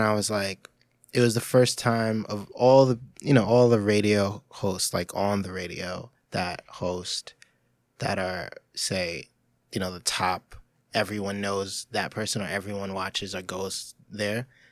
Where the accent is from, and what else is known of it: New York, United States